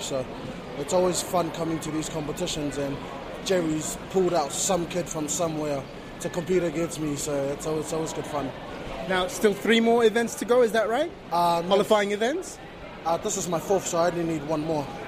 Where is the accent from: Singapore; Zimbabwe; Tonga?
Tonga; now in New Zealand; I'm originally from Tonga